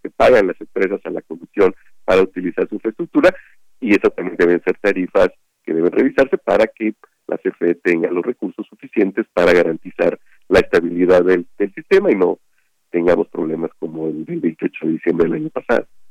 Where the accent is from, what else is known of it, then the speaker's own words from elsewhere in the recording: Mexico; mi pueblo, allá en Patacualcos